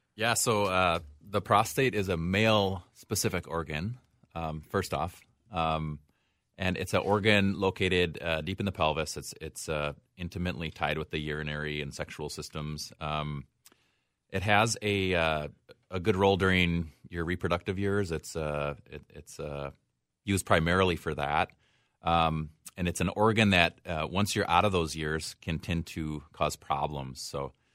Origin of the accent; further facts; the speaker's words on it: Osseo, Wisconsin, United States; moved away; I grew up in a small town in western Wisconsin, just south of Eau Claire, called Osseo